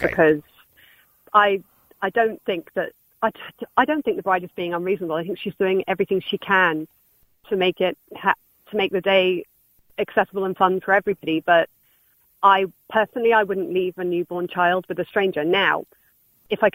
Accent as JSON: {"language": "English", "country": "Ireland", "tie": "born or raised there", "also_born_or_lived": "England", "accent": "English", "said": "because I grew up in Ireland."}